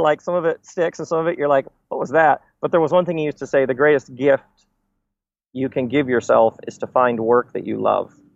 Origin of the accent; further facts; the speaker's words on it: Michigan, United States; I grew up in Michigan, so in between Chicago and Detroit